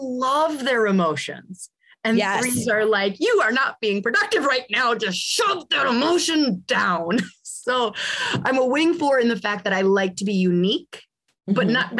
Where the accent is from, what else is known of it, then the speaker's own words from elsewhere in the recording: California, United States; I'm born in 86, you know? And so like I said, I grew up in Southern California.